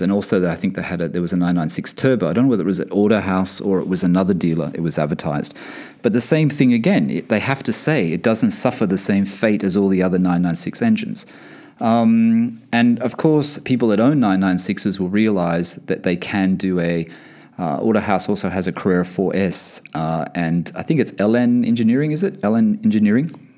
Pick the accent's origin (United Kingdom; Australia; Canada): Australia; moved away as an adult; now in Bahrain; I'm from Australia and, and I'm currently based in Bahrain for work